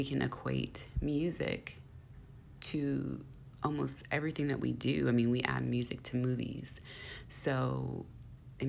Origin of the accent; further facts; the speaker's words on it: Bay Area, California, United States; I am from the Bay Area